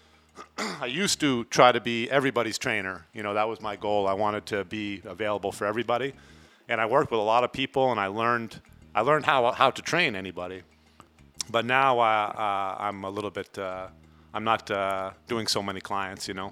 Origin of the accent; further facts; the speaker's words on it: Vermont, United States; moved away as an adult; now in Playa del Carmen, Mexico; I am from Vermont in the United States